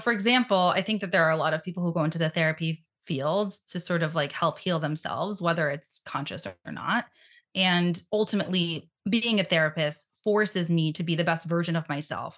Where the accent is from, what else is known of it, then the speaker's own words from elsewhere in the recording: New York City, New York, United States; I grew up in Brooklyn, New York